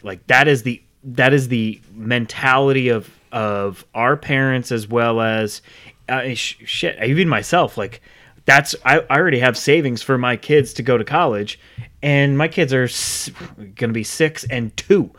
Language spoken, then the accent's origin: English; Rhode Island, United States; now in Charlotte, United States; I grew up in Rhode Island. moved down here in ninety-nine. So I'm not originally from Charlotte